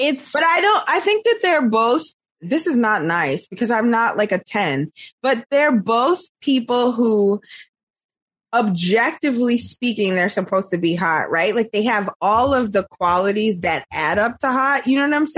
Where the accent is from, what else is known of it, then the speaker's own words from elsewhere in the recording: New York City, New York, United States; accent: Brooklyn; also born or lived in California; I worked so hard to keep my Brooklyn accent